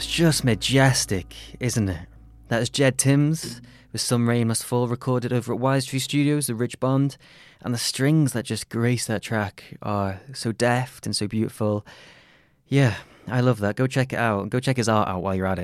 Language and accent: English; Crosby, North West England, United Kingdom; I'm from Crosby